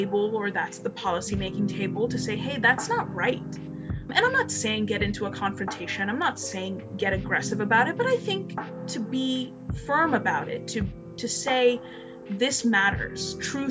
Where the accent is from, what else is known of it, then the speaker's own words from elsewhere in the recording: India; moved away; I was born in India